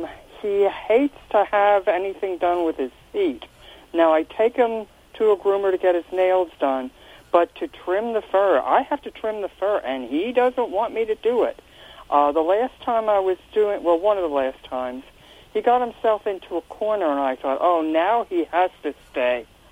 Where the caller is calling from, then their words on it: Reading, Pennsylvania, United States; I'm calling from the Reading, Pennsylvania area.